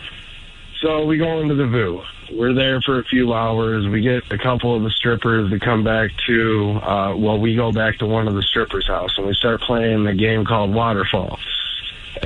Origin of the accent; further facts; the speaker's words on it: Chelsea, Michigan, United States; I'm from Chelsea, so, you know, we're in Chelsea